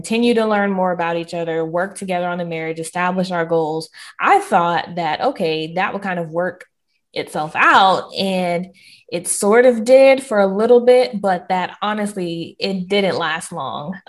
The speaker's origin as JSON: {"language": "English", "region": "the South", "country": "United States", "said": "I am Southern through and through"}